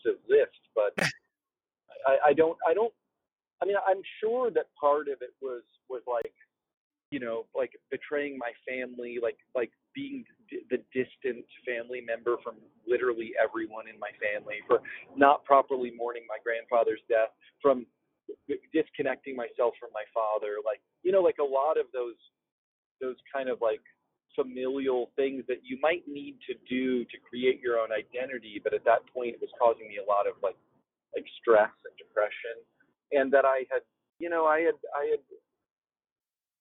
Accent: Florida, United States; also born or lived in Maryland; now in California, United States; I grew up in Florida and like the East Coast. And then I lived in Maryland, you know, later when my mom got remarried, we moved to Maryland

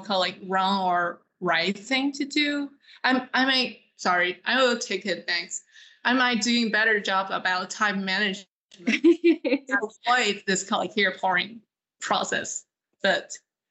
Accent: China; now in Dallas, United States; I grew up in China, so I know how to speak Mandarin

